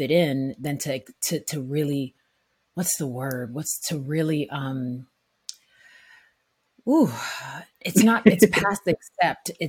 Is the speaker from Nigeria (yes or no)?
yes; Nigeria; now in United States; I think in America, you know, there is a, I have a binational experience. I am Nigerian as well.